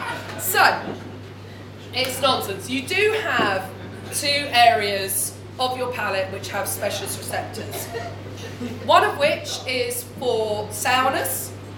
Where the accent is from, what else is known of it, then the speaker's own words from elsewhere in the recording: United Kingdom; because it's beer and we're British and we're used to it.